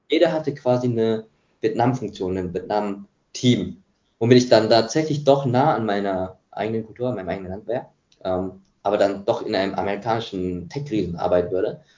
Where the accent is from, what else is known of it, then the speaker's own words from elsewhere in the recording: Munich area, Bavaria, Germany; now in Singapore; da, wo ich herkomme, also äh, im Münchner Raum, wo ich studiert habe